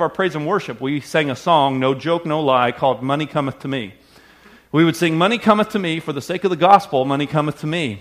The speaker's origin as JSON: {"language": "English", "region": "the South", "country": "United States", "tie": "born or raised there", "moved": "yes", "lives_now": "Wisconsin, United States", "said": "what I grew up understanding in the South"}